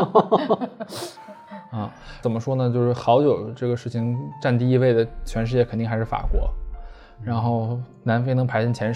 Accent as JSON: {"language": "Chinese", "country": "China", "said": "好的，呃，只是因为我们是中国人"}